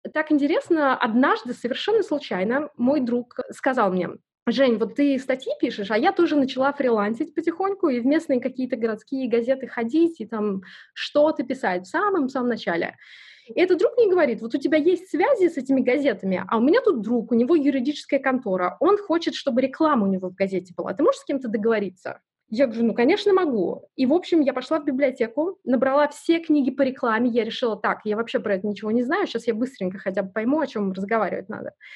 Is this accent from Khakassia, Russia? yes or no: yes; Sayanogorsk, Khakassia, Russia; moved away; Родилась я в очень маленьком городе, называется он Саиногорск